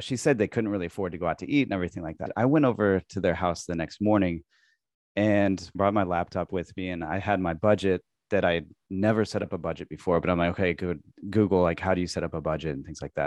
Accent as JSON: {"language": "English", "region": "Midwest", "country": "United States", "tie": "born or raised there", "also_born_or_lived": "San Diego, California", "moved": "as an adult", "lives_now": "Tokyo, Japan", "said": "I grew up in the Midwest, and I moved to California, moved out to San Diego"}